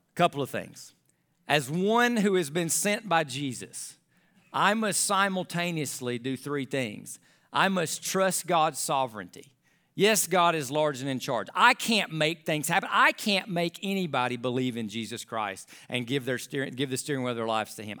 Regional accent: United States; as an American

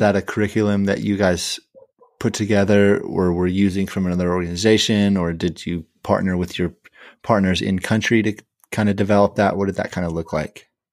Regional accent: California, United States; I'm from California

